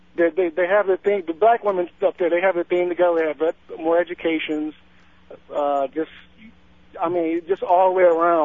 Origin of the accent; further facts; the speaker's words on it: Detroit, Michigan, United States; now in Orlando, United States; I'm from Detroit. I'm from Michigan.